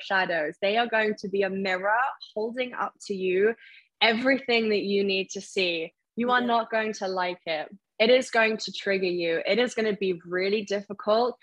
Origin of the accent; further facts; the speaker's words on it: Surrey, South East England, United Kingdom; moved away as an adult; also born or lived in Isle of Wight; I'm originally from Surrey